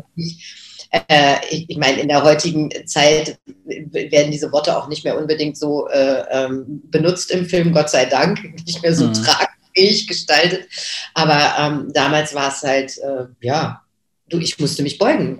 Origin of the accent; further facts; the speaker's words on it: Göttingen, Lower Saxony, Germany; now in Berlin, Germany; Also ich bin seit 81 in Berlin, aber ich bin geboren 1961 in Göttingen.